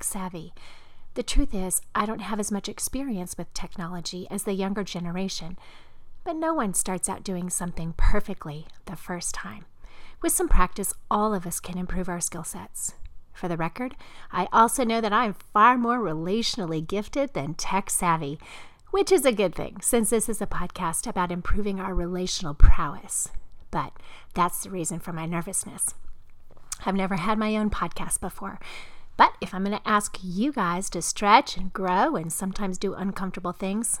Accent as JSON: {"language": "English", "region": "Midwest", "country": "United States", "also_born_or_lived": "the South", "moved": "yes", "said": "I'm a Midwesterner, transplanted into the South"}